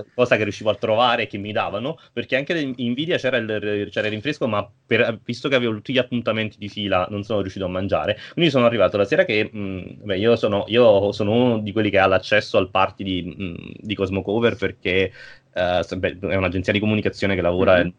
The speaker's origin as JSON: {"language": "Italian", "town": "Naples", "region": "Campania", "country": "Italy", "said": "io sono di Napoli"}